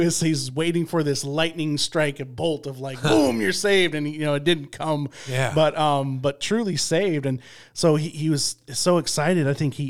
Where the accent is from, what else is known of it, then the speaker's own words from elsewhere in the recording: Midland, Michigan, United States; I grew up in Midland, Michigan, I'm a Michigan State fan.